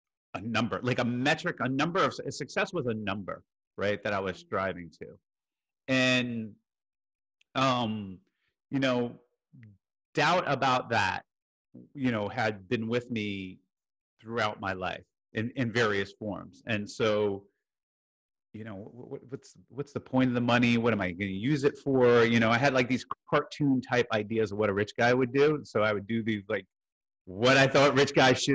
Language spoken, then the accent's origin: English; Jersey City, New Jersey, United States; moved away; also born or lived in Iowa / New York / Houston, Texas; I was born in Jersey City, New Jersey